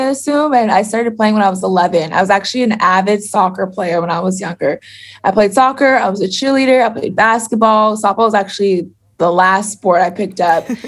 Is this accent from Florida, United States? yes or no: yes; Florida, United States; I'm from Florida.